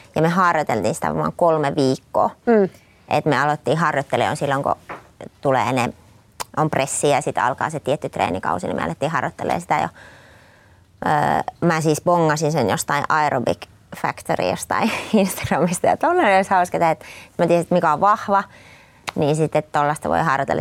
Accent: Raahe, North Ostrobothnia, Finland; mä olen siis Raahesta kotoisin

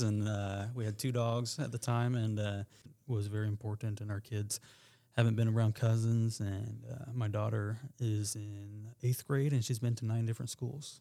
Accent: United States; moved away as an adult; I am from Randolph County, but I have been gone for seventeen plus years and then came back about two years ago.

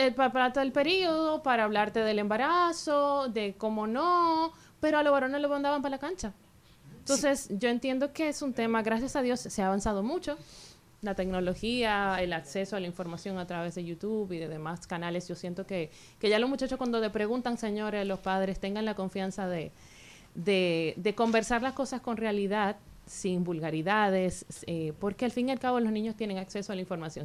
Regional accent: Santiago de los Caballeros, Santiago, Dominican Republic; moved away as an adult; now in Santo Domingo, Dominican Republic; yo soy de la parte santiaguera, pepinera, cerquita el monumento, pero me mudé aquí en Santo Domingo ya hace muchos años, tengo más de 20 años aquí

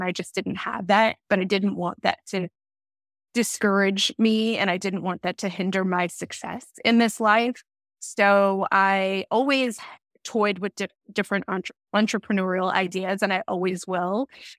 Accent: Los Angeles, California, United States; I grew up in Los Angeles, and the entertainment industry, it's a major industry out here.

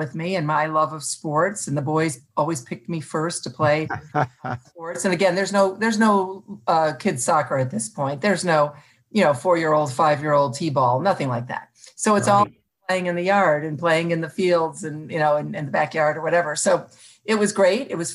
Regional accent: Toledo, Ohio, United States; also born or lived in Ottawa Hills, Ohio; I'm the oldest of four kids growing up in Toledo, Ohio, and then I moved to a suburb of Toledo, Ottawa Hills

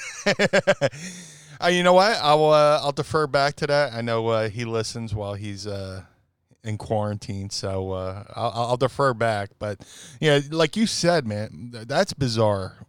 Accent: Atlantic City, New Jersey, United States; I grew up in Atlantic City

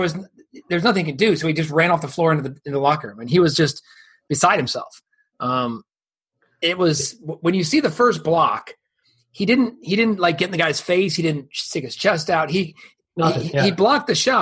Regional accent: Ohio, United States; my hometown Buckeyes

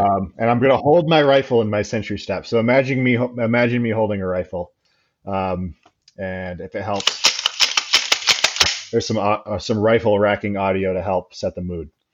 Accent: Grand Rapids, Michigan, United States; my hometown of Grand Rapids, Michigan

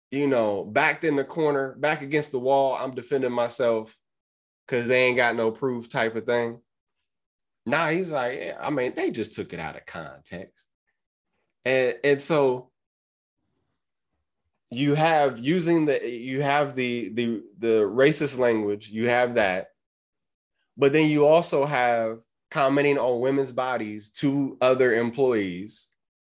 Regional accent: Columbus, Ohio, United States; born and raised in Columbus, Ohio

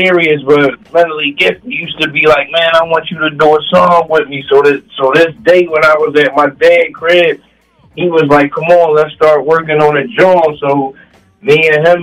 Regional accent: Philadelphia, Pennsylvania, United States; West Philly, born and raised

